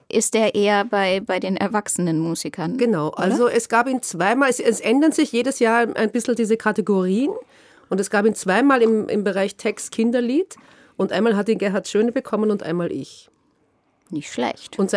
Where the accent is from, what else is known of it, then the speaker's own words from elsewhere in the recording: Nuremberg, Bavaria, Germany; born there; also born or lived in Vienna, Austria; now in Berlin, Germany; Aber ich wurde in Nürnberg geboren, dann haben wir außerhalb von Nürnberg gewohnt, dann sind wir in den Süden von Wien gezogen, dann bin ich nach Wien gezogen und von Wien nach Berlin.